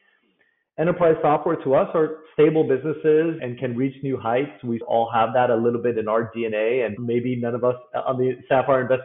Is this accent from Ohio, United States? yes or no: no; Bay Area, California, United States; I was born and raised in the Bay Area